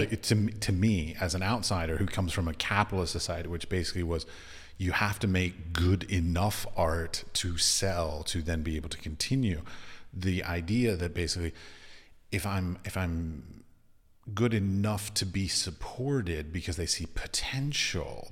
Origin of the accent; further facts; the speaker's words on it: United States; moved away; I'm from America